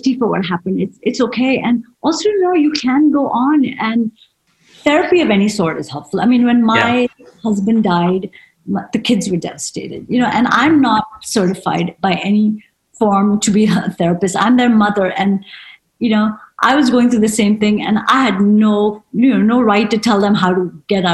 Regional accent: United States; being an Indian woman is that mindset, even though you've lived in America all your life

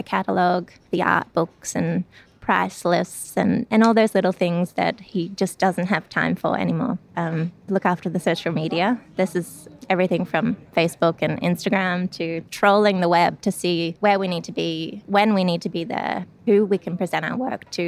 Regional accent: Sydney, New South Wales, Australia; moved away; I'm originally from Sydney, Australia

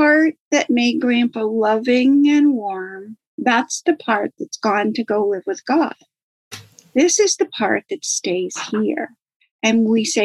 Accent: Maine, United States; I'm from Maine. Grew up in Maine, lived in Maine all of my life.

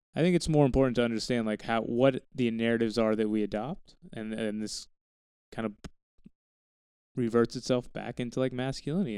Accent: Texas Panhandle, United States; I grew up in the Texas Panhandle.

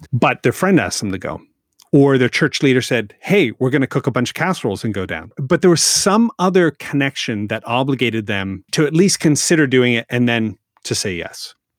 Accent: Canada; I'm Canadian

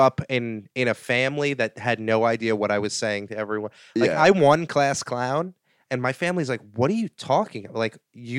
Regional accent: Saugerties, New York, United States; Saugerties, New York, like upstate New York.

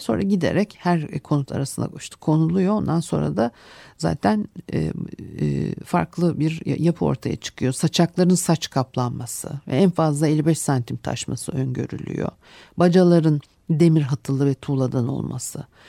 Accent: Istanbul, Turkey; benim çocukluğumda da Arnavutköy'de işte Etiler'de e, çıkmaz sokaklarla e, e, dolu bir mahallede

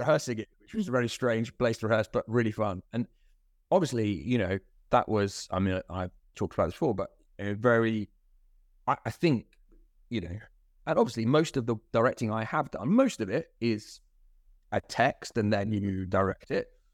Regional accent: Croydon, London, United Kingdom; also born or lived in Ilford; I think I'm a Croydonian really

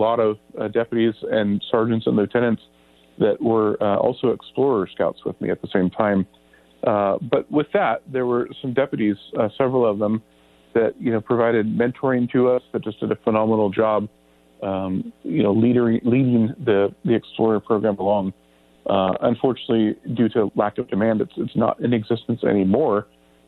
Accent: Grass Valley, California, United States; the family picked up the roots there and moved up here. And basically, I like to just call myself born and raised here

